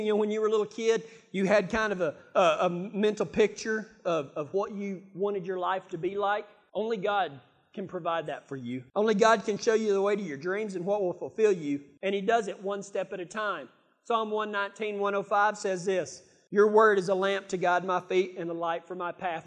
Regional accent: Texas, United States; I'm from Texas

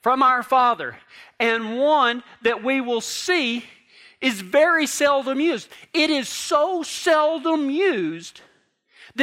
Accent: Texas, United States; now in Durango; I'm from Texas.

